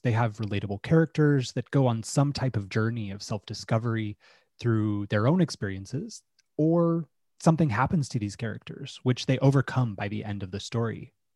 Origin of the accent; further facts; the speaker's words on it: Utah, United States; I grew up in Utah in the United States